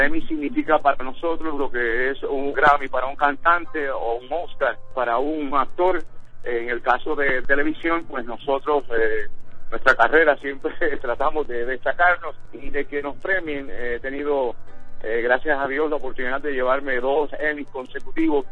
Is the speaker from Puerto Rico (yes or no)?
yes; Puerto Rico; now in New York, United States; en el caso mío que soy puertorriqueño